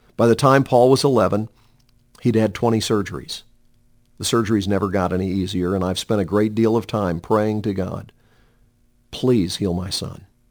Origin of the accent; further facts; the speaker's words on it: Montreat, North Carolina, United States; I was sixteen years old and regularly attending a home Bible study and praise service in Montreat, my hometown.